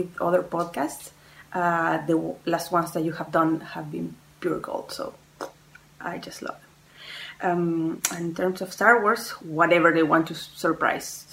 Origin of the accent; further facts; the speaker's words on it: Chile; moved away as an adult; now in France; I was born in Chile, but I moved to France a couple of years ago.